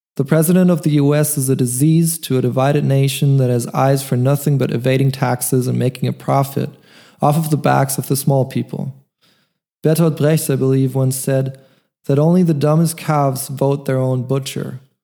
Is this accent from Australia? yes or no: no; Germany; moved away as an adult; also born or lived in Munich, Germany; now in Vienna, Austria; I'm half American musician, born in Germany. Two years ago, I moved from Munich to Vienna, Austria